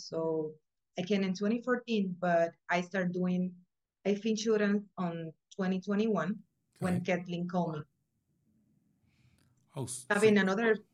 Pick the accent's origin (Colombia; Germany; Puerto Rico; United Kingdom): Puerto Rico; moved away as an adult; now in Florida, United States; I'm from Puerto Rico, so I came over here in 2014